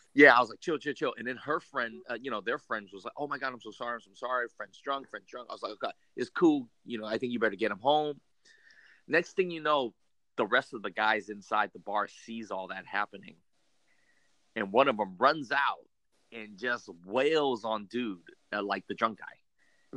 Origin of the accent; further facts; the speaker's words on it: California, United States; so we're from California.